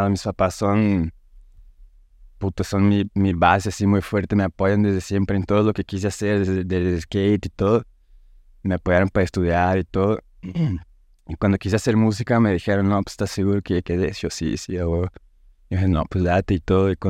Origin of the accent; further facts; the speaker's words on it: São Paulo, Brazil; now in Mexico; soy de Brasil, de São Paulo. Eh, vivo aquí en México desde 2013. Me vine la primera vez para acá con mi familia y todo.